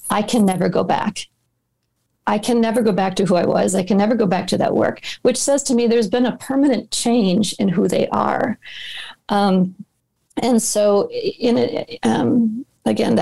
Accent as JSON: {"language": "English", "town": "Minneapolis", "region": "Minnesota", "country": "United States", "tie": "born or raised there", "said": "my hometown of Minneapolis"}